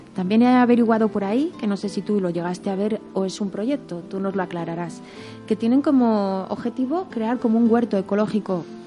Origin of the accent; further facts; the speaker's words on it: Berriozar, Navarre, Spain; en mi pueblo, en Berriozar